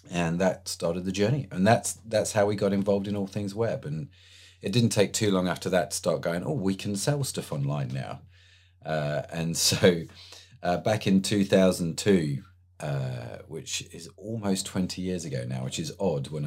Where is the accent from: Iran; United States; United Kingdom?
United Kingdom; England; Obviously, I'm English, so I'm gonna I'm gonna go with Lewis.